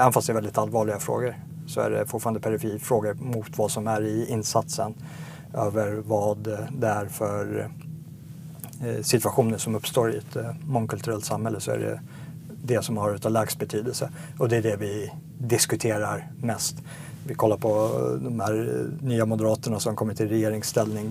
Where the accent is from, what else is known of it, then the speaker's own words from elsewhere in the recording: Sigtuna, Stockholm County, Sweden; moved away as an adult; also born or lived in South Africa; Jag växte upp eh, på 80-talet i, i Sigtuna.